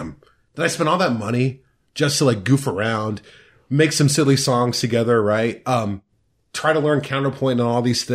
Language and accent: English; Mount Pleasant, Iowa, United States; this weird kid from West Philadelphia Mount Pleasant